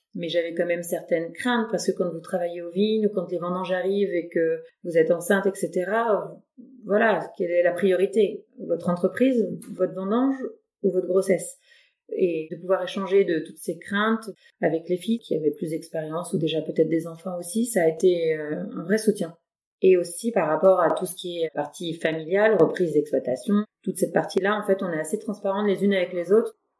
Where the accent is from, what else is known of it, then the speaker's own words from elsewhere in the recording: Louvois, Grand Est, France; j'ai grandi un peu à Louvois et j'y vis maintenant